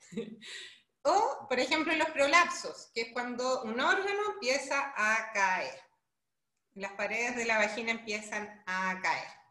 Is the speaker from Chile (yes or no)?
yes; Chile; moved away as an adult; now in Brazil; yo soy chilena, actualmente me encuentro en Brasil